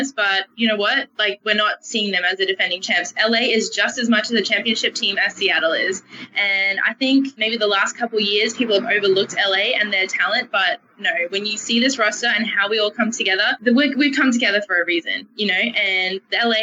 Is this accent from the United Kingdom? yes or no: no; Australia; moved away as an adult; now in Los Angeles, United States; we grew up in Australia